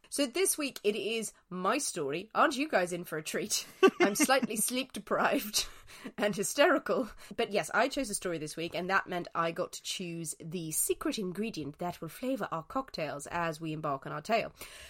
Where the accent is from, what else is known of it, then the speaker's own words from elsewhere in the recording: Ireland; I'm Irish, so, you know, we bathe in it when we're young.